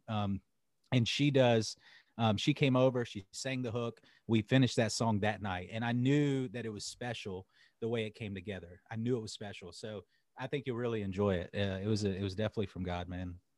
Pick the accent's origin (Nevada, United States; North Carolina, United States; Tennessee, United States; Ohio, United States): North Carolina, United States; Charlotte; also born or lived in Winston-Salem, North Carolina; I'm in North Carolina. So I was born in Charlotte. I went back to Charlotte after I got out of jail